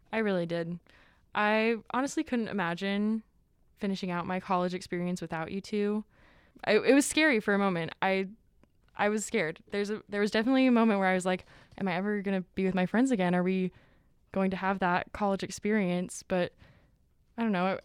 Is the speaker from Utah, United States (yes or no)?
yes; Salt Lake City, Utah, United States; I grew up in Salt Lake, and it is it's a pretty tough culture out here.